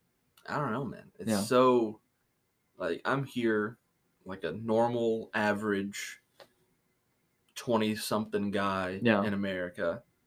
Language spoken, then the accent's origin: English; West Kentucky, United States; born or raised there; moved away